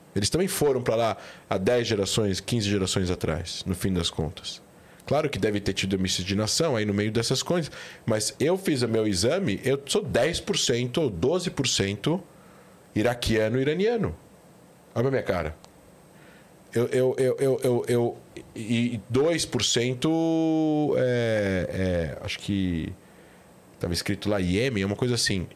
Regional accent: São Paulo, Brazil; moved away; also born or lived in Israel / Rio de Janeiro; Eu sou daqui, de São Paulo, mas eu voltei para o Rio

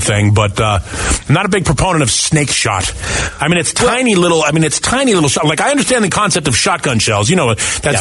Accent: Northeast, United States; moved away; I grew up in the Northeast

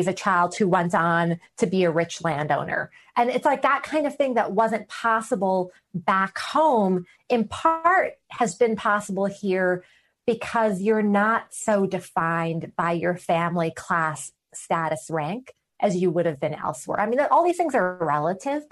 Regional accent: New York City, New York, United States; I grew up in a majority minority community, okay, in the 1980s and 90s in Queens, New York City

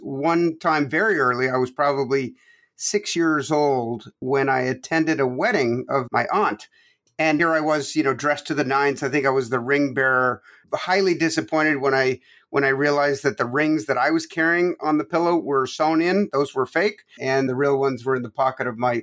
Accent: Toronto, Ontario, Canada; moved away as an adult; also born or lived in Quebec, Canada; now in United States; I was born in Quebec, Canada, and grew up from age 9 on in Toronto. So between Quebec and Toronto. So I'm Canadian, 100%

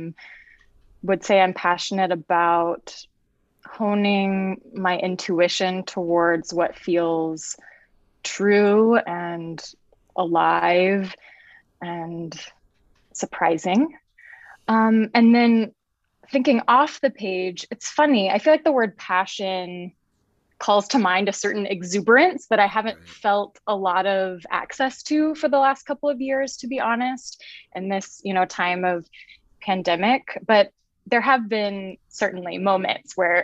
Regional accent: Birmingham, Alabama, United States; now in Seattle, United States; I grew up in Birmingham, Alabama. I live currently in Seattle, Washington.

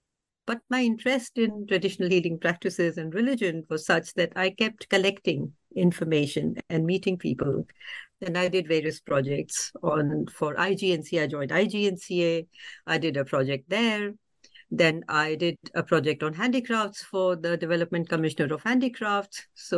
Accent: India; So as an Indian, I need an inner line permit.

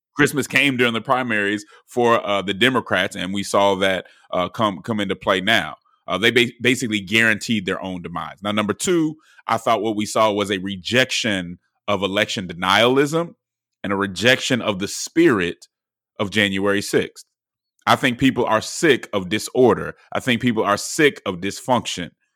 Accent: Georgia, United States

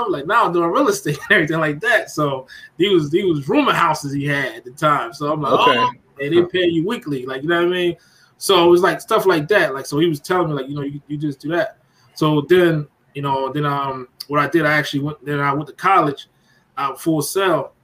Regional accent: Gouldtown, New Jersey, United States; also born or lived in Philadelphia; I'm actually from Jersey, from South Jersey, a place called Gould Town, right outside of Bristol

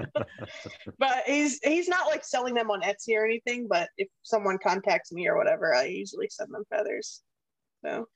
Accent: Pennsylvania, United States; I grew up with him in Pennsylvania

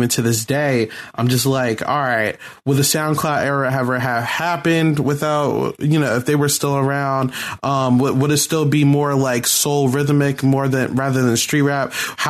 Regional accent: Philadelphia, Pennsylvania, United States; we're both from Philly.

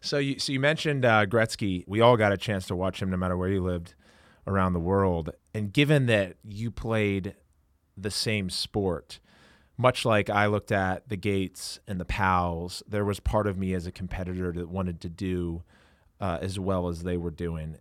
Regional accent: Maryland, United States; now in Los Angeles, United States; growing up in Maryland, as I was an hour and a half or so away from Baltimore

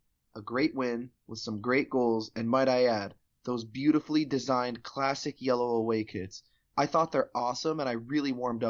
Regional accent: United States; we're American after all.

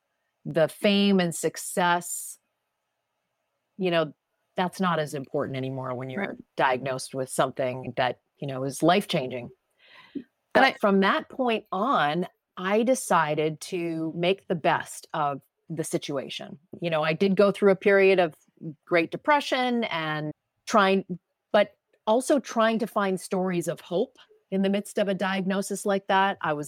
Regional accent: Ottawa, Ontario, Canada; moved away as an adult; now in New York City, United States; I'm a kid from Ottawa, Ontario, Canada, and I wanted to come to the US, move to New York City, be a broadcaster.

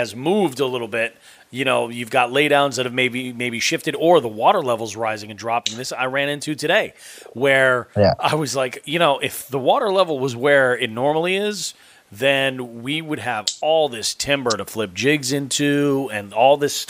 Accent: Belchertown, Massachusetts, United States; I grew up in Belchertown

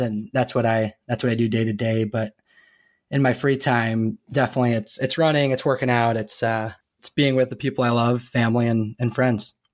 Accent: Zeeland, Michigan, United States; moved away as an adult; now in Kansas City, United States; I'm originally from Zealand, Michigan, but I, I'm now in Kansas City, Missouri

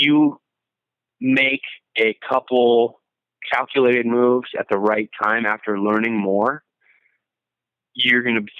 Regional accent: Minneapolis, Minnesota, United States; I moved from Minneapolis, where I grew up, North Minneapolis, in a little suburb called Blaine. It's way up on the north side. I moved to Southeast Minnesota, lived down there for 2 or 3 years, and then moved back to Minneapolis.

